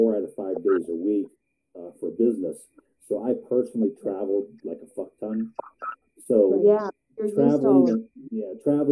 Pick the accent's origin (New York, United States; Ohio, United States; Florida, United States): Ohio, United States; also born or lived in Columbus, Ohio; I was born in Columbus, Ohio. Except for 20 years, I lived in Ohio my entire life